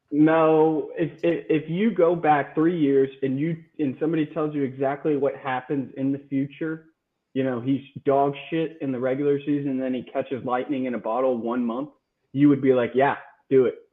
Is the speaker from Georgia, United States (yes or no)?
yes; Georgia, United States; we're from Georgia, but we're not like him. We're not country, you know. We're from no, no. the suburbs.